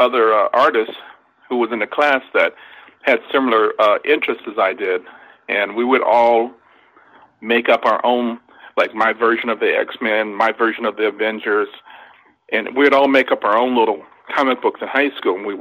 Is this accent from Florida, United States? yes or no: no; Los Angeles, California, United States; I grew up in South Central Los Angeles